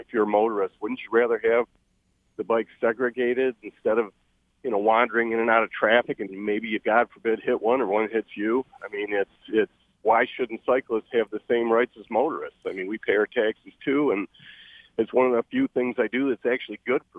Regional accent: Huntington Woods, Michigan, United States; also born or lived in Royal Oak, Michigan; now in Detroit, United States; I've been a cyclist since I was a kid growing up in Huntington Woods and school in Royal Oak, and I ride Royal Oak and Detroit all the time.

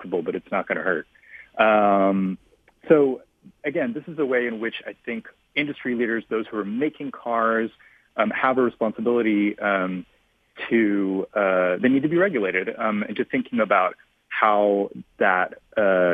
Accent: Memphis, Tennessee, United States; now in Brooklyn, United States; I grew up in Memphis, Tennessee, where it's very hot and humid

